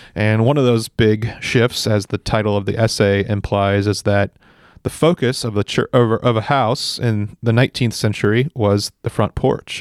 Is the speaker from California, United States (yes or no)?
yes; Central Valley, California, United States; this Central Valley, I grew up here. It's my home and I, I understand it